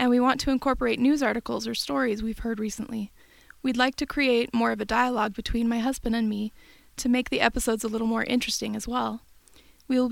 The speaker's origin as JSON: {"language": "English", "area": "Bay Area", "region": "Northern California", "country": "United States", "tie": "born or raised there", "also_born_or_lived": "Utah", "moved": "as an adult", "said": "I grew up in Northern California in the Bay Area and then moved to Utah for college"}